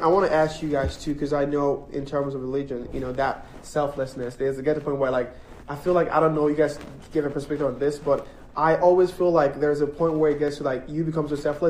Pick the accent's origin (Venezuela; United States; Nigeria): Nigeria; because I'm from Nigeria